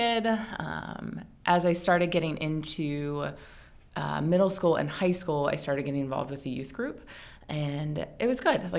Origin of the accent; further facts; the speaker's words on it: Western Pennsylvania, United States; moved away as an adult; also born or lived in Northern Virginia; now in Frederick, United States; I grew up in Western Pennsylvania, rodeo capital of the East